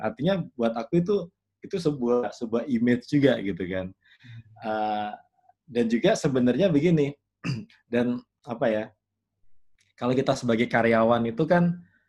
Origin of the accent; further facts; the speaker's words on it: Yogyakarta, Special Region of Yogyakarta, Indonesia; Aku ini orang yang lahir besar di Jogja